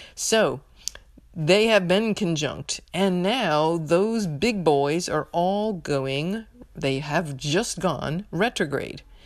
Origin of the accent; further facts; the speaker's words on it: United States; U S of A, my home country